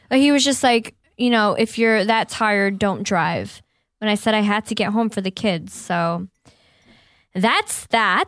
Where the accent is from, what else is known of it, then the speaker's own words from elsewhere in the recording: upstate New York, United States; moved away; my mom still lives, um, in my hometown, upstate New York